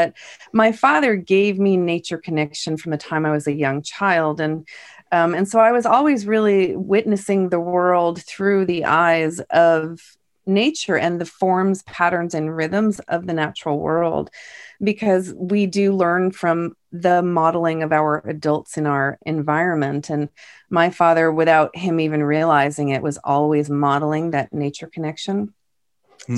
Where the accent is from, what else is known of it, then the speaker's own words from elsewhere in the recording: East Coast, United States; moved away as an adult; now in California, United States; when I moved to California, because I'm from the East Coast originally, I moved to California in 2003